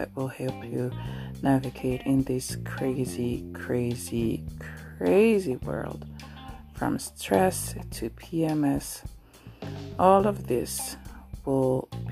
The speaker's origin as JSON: {"language": "English", "town": "Paris", "region": "Île-de-France", "country": "France", "tie": "born or raised there", "moved": "as an adult", "lives_now": "Anjou, France", "said": "who was born and raised in Paris, France"}